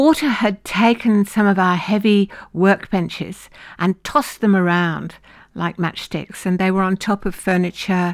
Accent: United Kingdom; now in Lismore, Australia; being British

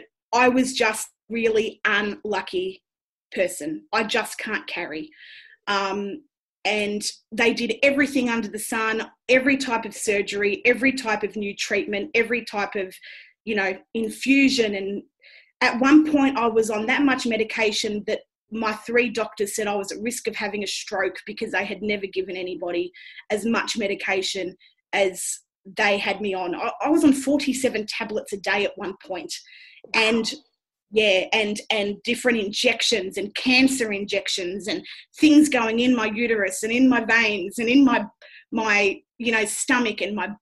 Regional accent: Melbourne, Victoria, Australia; I'm 42 years old and I am from Melbourne

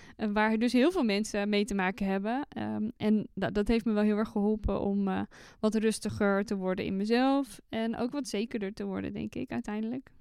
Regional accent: North Brabant, Netherlands; accent: West Brabant; ik ben een echte West-Brabantse. Eh, ik probeer het niet eh, eh, te, al te veel aan mijn accent te laten doorklinken. Ehm, ik ben opgegroeid in dorpjes

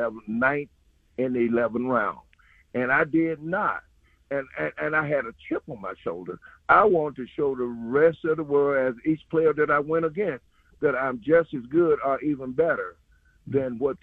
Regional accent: Mississippi, United States; my hometown in Hayes, Mississippi

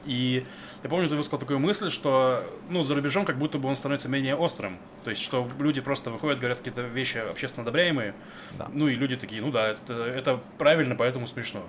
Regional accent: Novosibirsk, Novosibirsk Oblast, Russia; moved away; я из Новосибирского Академгородка

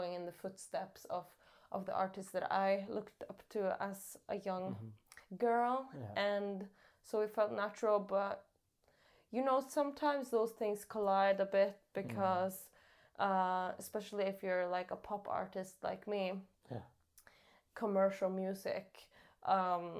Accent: Tana, Finnmark, Norway; I'm from Tana in Finnmark, in northern Norway.

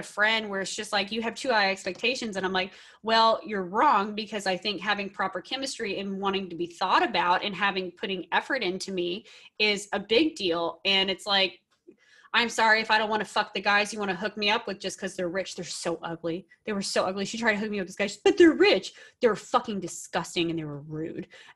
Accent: Texas, United States; now in California, United States; I'm originally from Texas

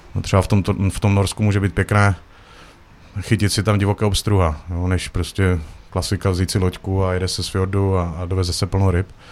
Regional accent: Uherské Hradiště, Zlín Region, Czechia; moved away as an adult; also born or lived in Prague / Norway; se vraceli domů tady na Moravu, protože jsme původem tady z Hradiště

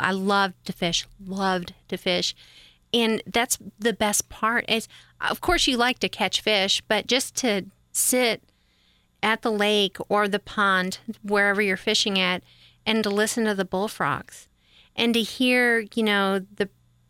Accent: Great Lakes, United States; I grew up around the Great Lakes, so...

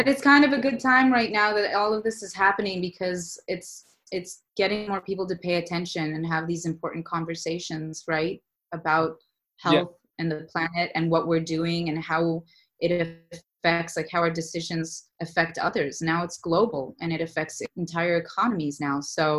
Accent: Saudi Arabia; also born or lived in Los Angeles, United States; I grew up in the Middle East in Saudi Arabia, And then I went to college and my career and my business in Los Angeles, California.

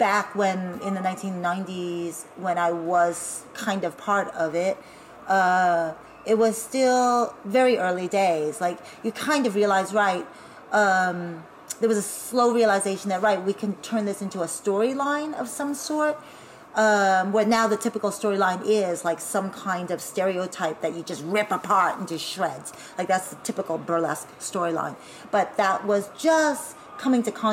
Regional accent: United States; now in Berlin, Germany; I'm Asian American

